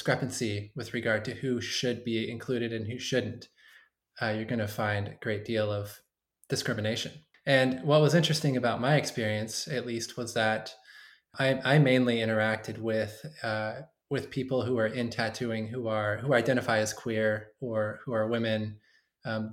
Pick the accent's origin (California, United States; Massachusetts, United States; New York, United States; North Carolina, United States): California, United States; Bakersfield; I came from Bakersfield